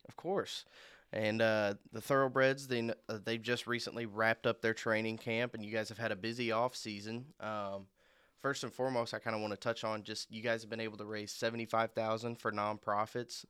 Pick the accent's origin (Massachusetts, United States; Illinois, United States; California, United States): Illinois, United States; Marion; I'm from Marion, Illinois